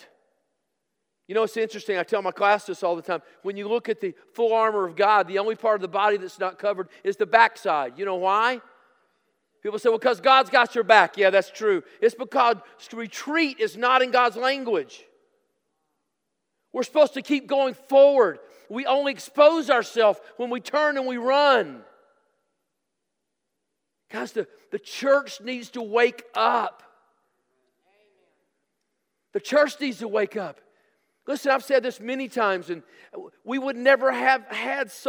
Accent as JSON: {"language": "English", "region": "Tennessee", "country": "United States", "said": "I'm from Tennessee"}